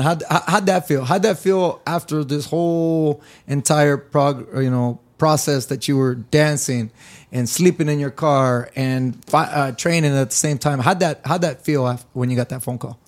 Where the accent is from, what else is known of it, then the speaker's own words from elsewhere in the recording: California, United States; I grew up in California.